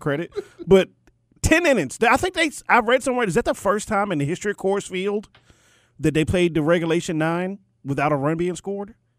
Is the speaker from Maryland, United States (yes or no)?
yes; Maryland, United States; I grew up in Maryland.